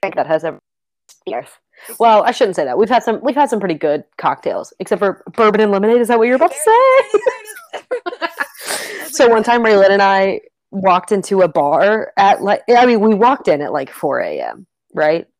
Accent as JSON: {"language": "English", "region": "Kentucky", "country": "United States", "said": "I'm from Kentucky."}